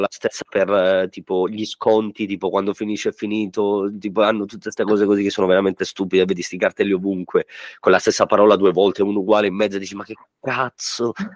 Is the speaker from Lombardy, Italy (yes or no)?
no; Sicily, Italy; moved away; andiamo in Sicilia, al mio paese